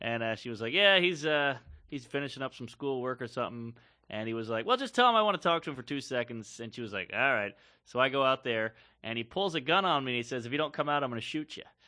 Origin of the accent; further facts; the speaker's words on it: Louisiana, United States; I grew up in the South. I grew up in Louisiana